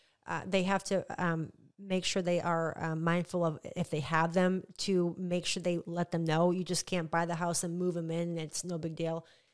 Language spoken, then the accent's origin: English; Indian Harbor Beach, Florida, United States; I'm originally from Indian Harbor Beach, and I wasn't an HOA.